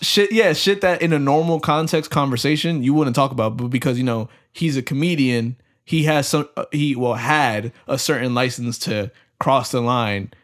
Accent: United States; we're raised here in America

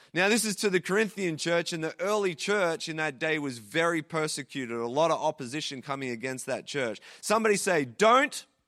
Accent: Traralgon, Victoria, Australia; moved away as an adult; also born or lived in Sydney, Australia / Calgary, Canada; now in Toronto, Canada; I grew up in Terralgan in Victoria, Australia, small country town there

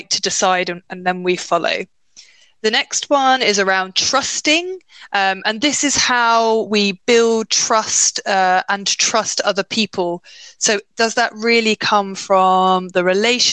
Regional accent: United Kingdom; as a British person, sorry, a UKer

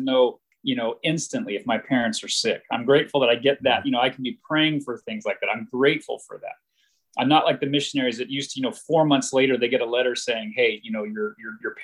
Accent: United States; moved away as an adult; now in Taiwan; myself as an American

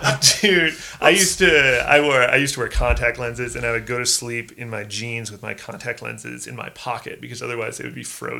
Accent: Des Moines, Iowa, United States; moved away as an adult; also born or lived in New York City; now in Missoula, United States; I am from Des Moines, Iowa.

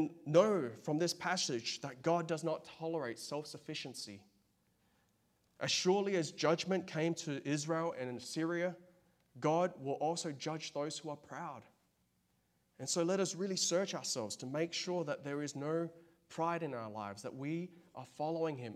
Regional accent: Australia; now in United States; I'm from Australia

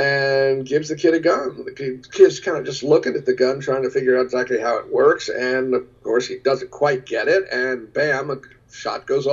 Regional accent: United States; I am every single day grateful that I am American living at this very moment.

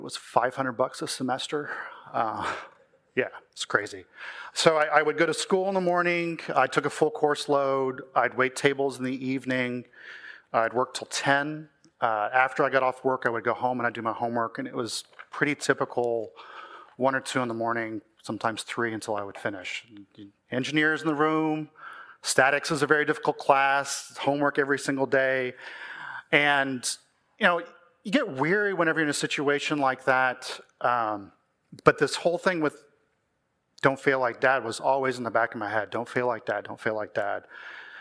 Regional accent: Texas, United States; I grew up in Texas to a Christian family, pretty uneventful childhood

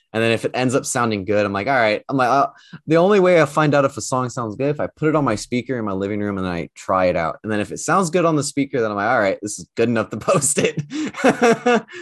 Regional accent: United States; moved away; I'm actually from the States.

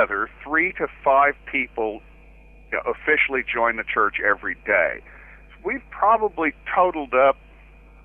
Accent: Waco, Texas, United States; my hometown in Texas.

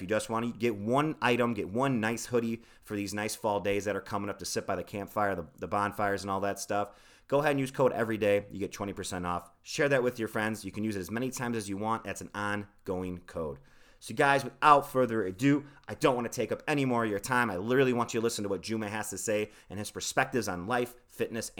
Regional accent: Midwest, United States; we're from the Midwest

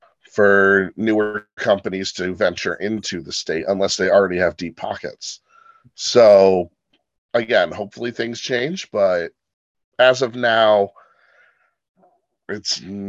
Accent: Potsdam, New York, United States; I say my hometown's in Potsdam.

